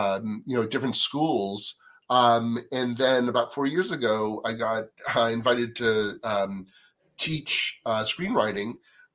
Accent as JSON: {"language": "English", "region": "East Coast", "country": "United States", "tie": "born or raised there", "said": "Well, first of all, I didn't know anybody when I came out here. I grew up on the East Coast."}